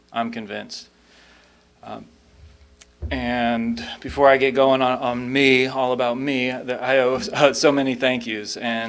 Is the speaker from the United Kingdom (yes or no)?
no; Raleigh, North Carolina, United States; I grew up in North Raleigh, and I moved around a lot when I was a kid, but when people ask me where I'm from, I tell them North Carolina, and I say it very proudly.